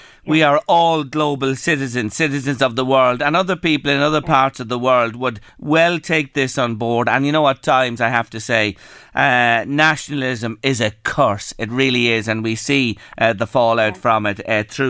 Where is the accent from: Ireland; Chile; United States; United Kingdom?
Ireland; us as Irish people